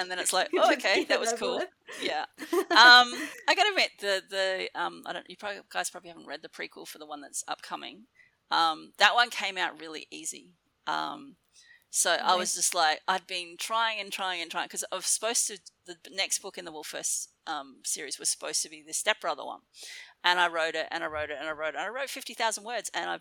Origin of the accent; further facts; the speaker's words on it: Darwin, Northern Territory, Australia; moved away as an adult; also born or lived in Mount Gambier, South Australia / Melbourne, Victoria; I grew up in Darwin, which was feral.